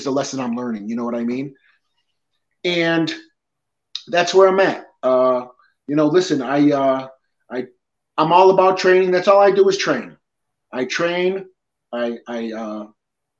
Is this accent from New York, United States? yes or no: yes; Depew, New York, United States; also born or lived in Peñuelas, Puerto Rico; I was born in Puerto Rico. I was adopted at about 5 months old. My father's side is Italian and my mother's side is Irish. And I pretty much lived in Lancaster, Depew my whole life